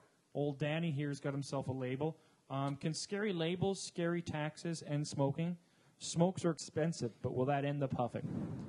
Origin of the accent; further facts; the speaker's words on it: Canada; moved away; I'm Canadian